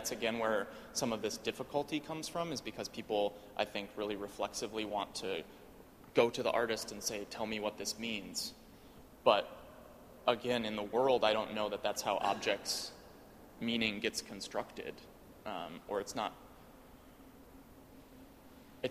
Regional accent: Wisconsin, United States; I'm from Wisconsin

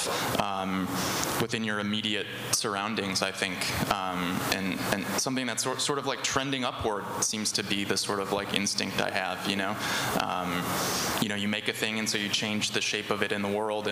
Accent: Wisconsin, United States; I'm from the Midwest, too

